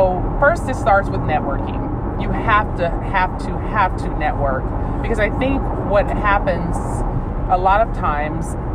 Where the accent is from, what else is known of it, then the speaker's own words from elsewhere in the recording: San Bernardino, California, United States; I grew up in San Bernardino, California.